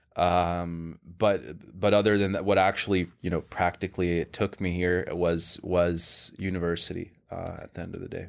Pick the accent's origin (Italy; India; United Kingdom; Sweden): Sweden; moved away as an adult; now in New York, United States; I'm from Sweden originally. Haven't been home for years and years